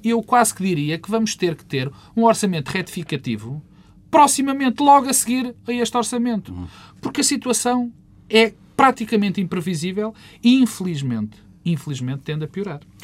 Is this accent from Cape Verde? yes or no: no; Portugal